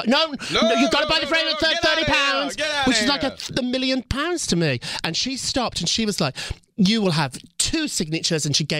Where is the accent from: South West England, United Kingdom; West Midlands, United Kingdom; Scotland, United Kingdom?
West Midlands, United Kingdom; Birmingham; I grew up in Birmingham, kind of a rough city in England. I say it's Chicago, but it's more like Detroit.